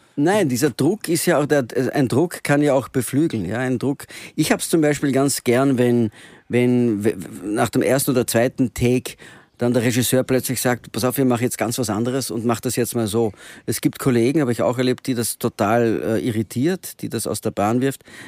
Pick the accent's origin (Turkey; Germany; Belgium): Belgium; Antwerp, Flanders; now in Vienna, Austria; ich bin zweisprachig ja. aufgewachsen und in Belgien